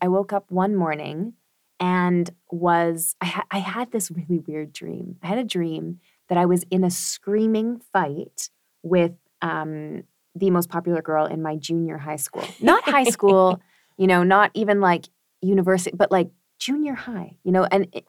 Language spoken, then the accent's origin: English; Canada; now in Berlin, Germany; I keep getting told this, that I'm a really terrible Canadian